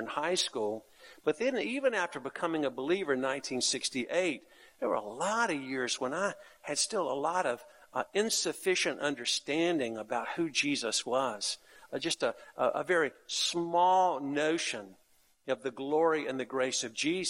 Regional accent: North Carolina, United States; the church I grew up in North Carolina

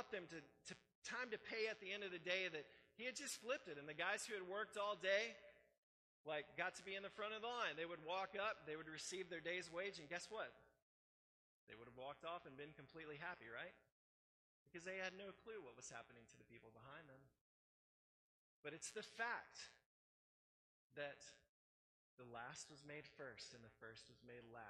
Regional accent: United States; how we grew up here in America and the system that we live

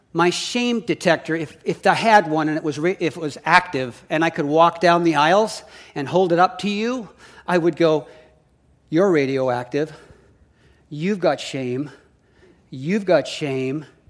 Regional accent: Saskatoon, Saskatchewan, Canada; now in Oregon, United States; I grew up in Canada. We moved to the States in nineteen, um, eighty-three to Oregon and have been here ever since.

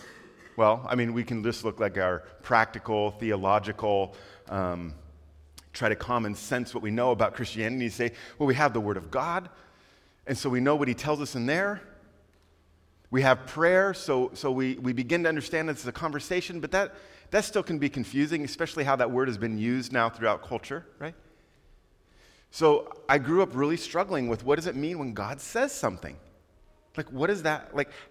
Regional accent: Quito, Pichincha, Ecuador; also born or lived in Panama / Costa Rica; My parents were missionaries, and I grew up in Quito, Ecuador, South America. And we went there when I was 3 years old

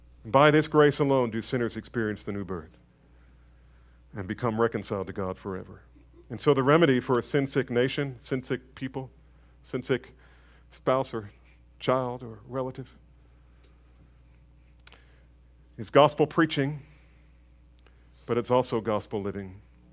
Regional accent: United States; I think as we as American evangelicals, we as American Protestants

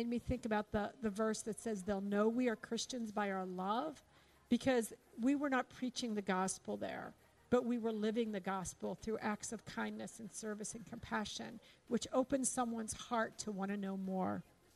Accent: Pittsburgh, Pennsylvania, United States; moved away; I'm from Pittsburgh.

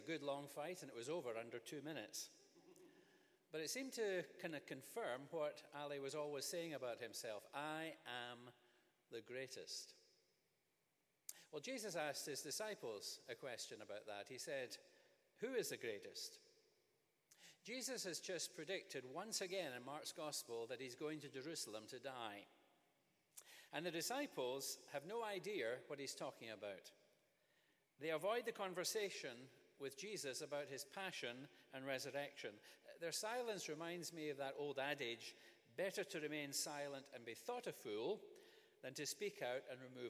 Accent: Scotland, United Kingdom; Growing up in Scotland

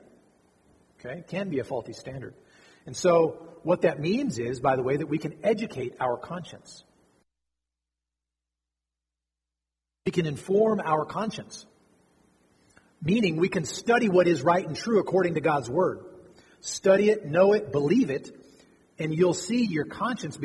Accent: United States; as American Christians raised in a different context

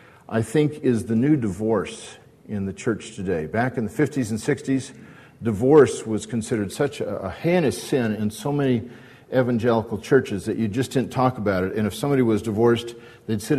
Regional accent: Newport Beach, California, United States; I grew up in Newport Beach with John Stevens right here

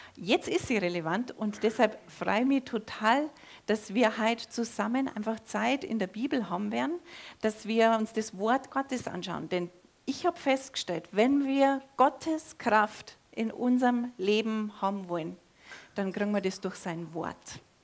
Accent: Germany; bei uns da auf dem Dorf, nahe an der österreichischen Grenze, da wächst man katholisch auf

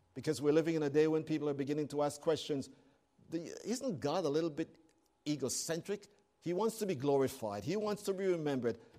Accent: Canada

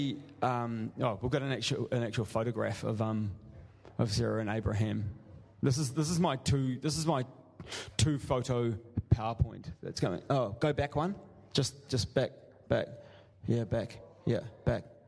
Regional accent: New Zealand; moved away; I'm from New Zealand

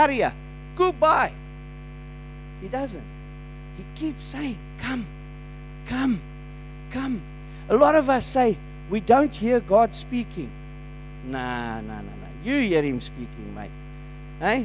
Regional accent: South Africa; as a South African

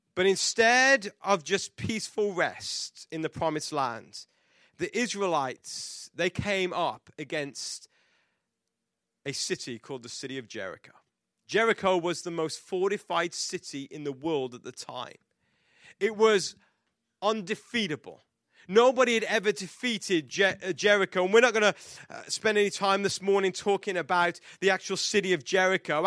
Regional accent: England, United Kingdom; I am English

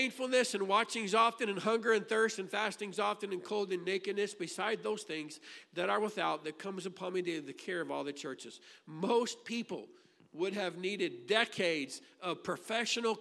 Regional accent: Grafton, Illinois, United States; I grew up in Grafton, Illinois. I spent my childhood there.

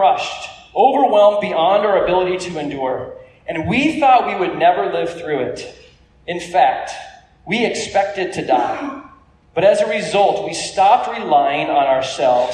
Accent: California, United States; I grew up in California

